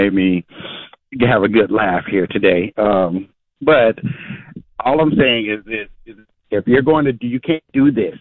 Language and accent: English; Arkansas, United States; in school back growing up in Arkansas